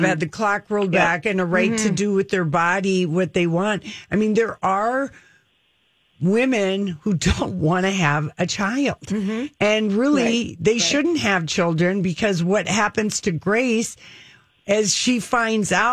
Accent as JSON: {"language": "English", "town": "Duluth", "region": "Minnesota", "country": "United States", "said": "I'm from Duluth"}